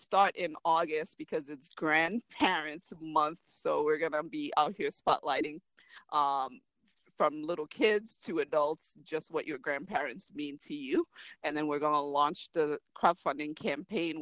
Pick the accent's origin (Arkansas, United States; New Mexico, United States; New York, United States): New York, United States; New York City; I am Brooklyn Haitian. I grew up on Flatbush